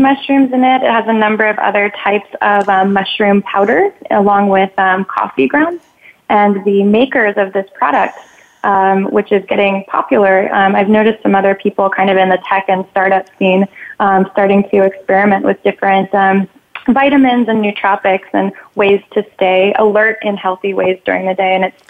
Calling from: Brooklyn, New York, United States; So I'm calling from Bushwick, where we have a warehouse-style office.

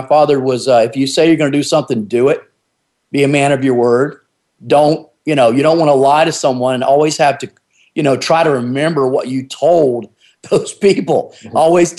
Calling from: North Carolina, United States; Yes, on the East Coast, on the ocean over here on southeastern North Carolina, and of course the United States, obviously.

